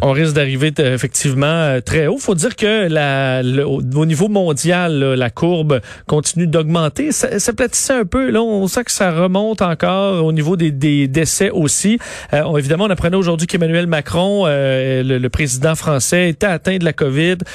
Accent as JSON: {"language": "French", "region": "Quebec", "country": "Canada", "said": "chez nous, au Canada, puis au Québec"}